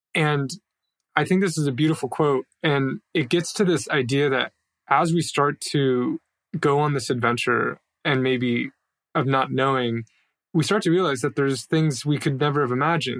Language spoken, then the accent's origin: English; United States; moved away as an adult; as an American